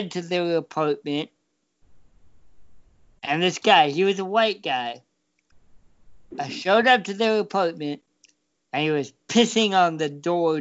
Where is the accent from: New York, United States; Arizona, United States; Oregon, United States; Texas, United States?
Oregon, United States; growing up in Oregon